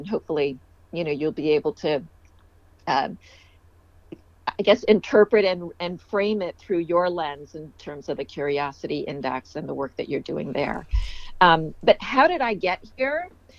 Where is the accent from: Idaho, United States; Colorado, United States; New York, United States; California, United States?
California, United States; accent: Maryland; didn't realize that I actually spoke English with a Maryland accent growing up in California until I was a little older when people kept saying, "Where are you from?" It's like, "I'm from here."